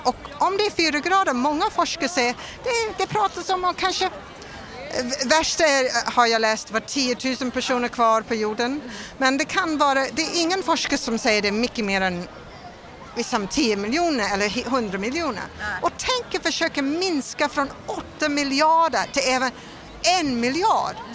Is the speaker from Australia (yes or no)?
yes; Melbourne, Victoria, Australia; Swedish is a second language; now in Sweden; jag kommer från Australia och jag kommer från en arbetsstad som är, som Göteborg. Och det är Melbourne.